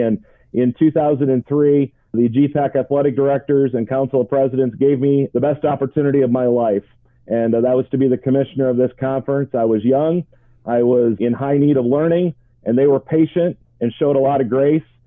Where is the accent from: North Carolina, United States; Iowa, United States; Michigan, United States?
Iowa, United States; Ireton; I was born and raised in Ireton, Iowa, just outside of Orange City.